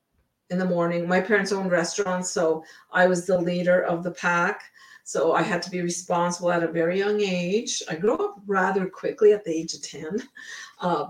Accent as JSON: {"language": "English", "town": "Ottawa", "region": "Ontario", "country": "Canada", "tie": "born or raised there", "also_born_or_lived": "British Columbia, Canada", "moved": "as an adult", "lives_now": "Blaine, United States", "said": "we were growing up in Ottawa"}